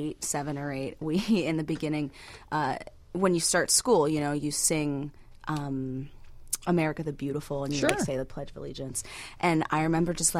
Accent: Pittsburgh, Pennsylvania, United States; moved away as an adult; now in Chicago, United States; I'm actually from Pittsburgh, but I came here for college. So I've been here for 7 years.

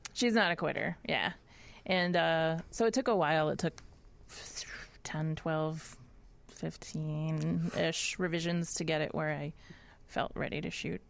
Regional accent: Nashville, Tennessee, United States; moved away as an adult; also born or lived in Boston, Massachusetts; I grew up in Nashville, Tennessee

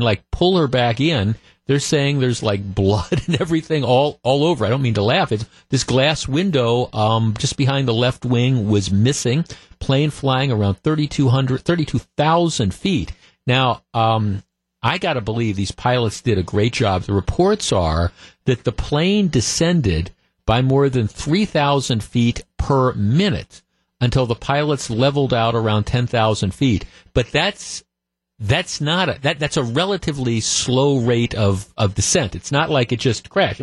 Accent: Glendale, Wisconsin, United States; I grew up in Glendale. We moved here when I was like 9 or 10 in 1967. And I grew up in Glendale about a mile away from Bayshore Shopping Center.

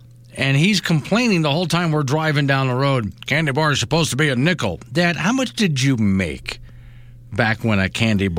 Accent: Florida, United States; now in Wyoming, United States; I grew up in Florida.

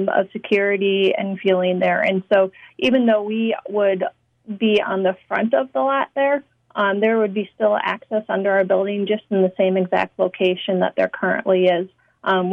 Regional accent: Minneapolis, Minnesota, United States; also born or lived in Syracuse; I am from Minneapolis

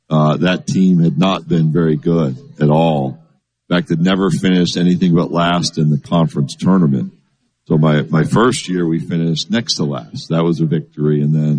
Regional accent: New York, United States; You know, where I grew up in New York, and in all seriousness, I kid Charlie, it's a lot closer to Mississippi than anybody in New York cares to admit.

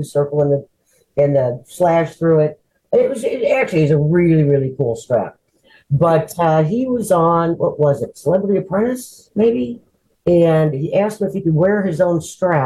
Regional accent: Peoria, Illinois, United States; moved away as an adult; also born or lived in St. Louis, Missouri; I grew up in Peoria, Illinois.

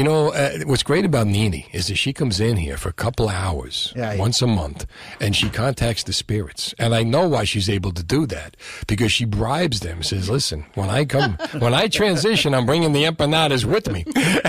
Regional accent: Union City, New Jersey, United States; growing up in Union City. Because it was Cuban, Puerto Rican, Italian.

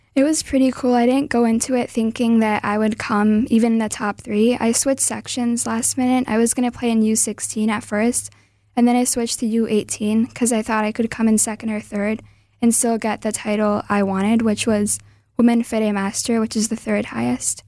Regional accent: Wisconsin, United States; also born or lived in Milwaukee; I was born in Wisconsin

